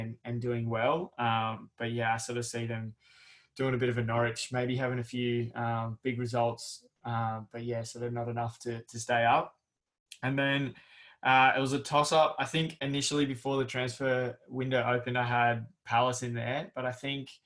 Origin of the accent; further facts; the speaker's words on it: Australia; as a Australian fan